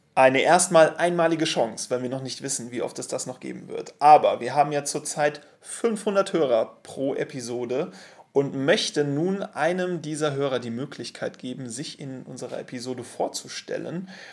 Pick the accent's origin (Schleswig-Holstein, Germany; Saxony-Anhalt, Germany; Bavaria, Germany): Bavaria, Germany; Munich; Wir als Münchner